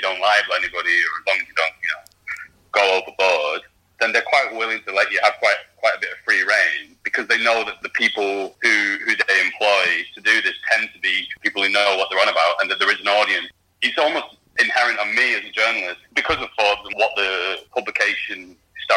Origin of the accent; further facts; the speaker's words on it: Rochdale, North West England, United Kingdom; I'm from Rochdale.